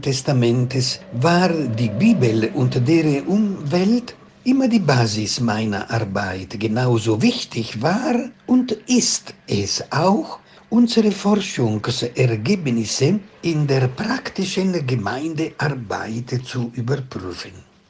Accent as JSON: {"language": "German", "town": "Venice", "region": "Veneto", "country": "Italy", "tie": "born or raised there", "also_born_or_lived": "Naples, Italy", "moved": "as an adult", "lives_now": "Ibbenbüren, Germany", "said": "Geboren wurde ich in Venedig und habe in Italien an der kirchlichen Universität in Neapel doziert"}